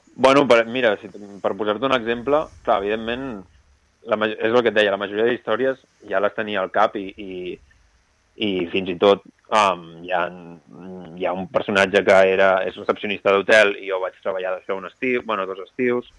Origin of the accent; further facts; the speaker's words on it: Roses, Catalonia, Spain; now in Barcelona, Spain; jo sóc de Roses